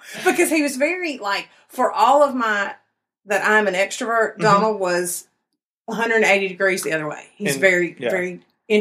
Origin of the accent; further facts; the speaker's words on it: Georgia, United States; moved away; also born or lived in Alabama / Mississippi / Kansas; I'm originally from Georgia, a little town about 35 miles west of Atlanta.